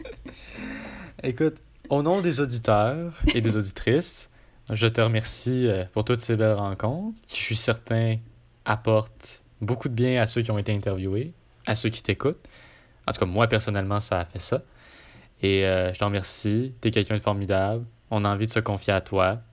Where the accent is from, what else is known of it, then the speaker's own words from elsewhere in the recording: Quebec, Canada; je suis québécois